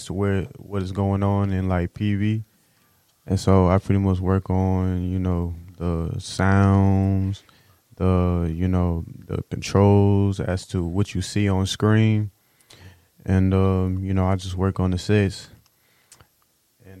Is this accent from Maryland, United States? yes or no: no; Houston, Texas, United States; I'm from Houston